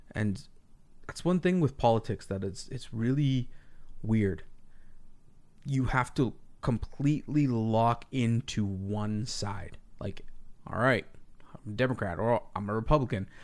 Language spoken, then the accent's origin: English; Canada; being Canadian